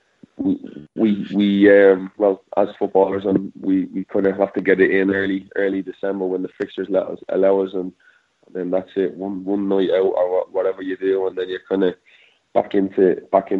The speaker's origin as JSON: {"language": "English", "town": "Dublin", "region": "Leinster", "country": "Ireland", "tie": "born or raised there", "moved": "yes", "said": "it's my hometown"}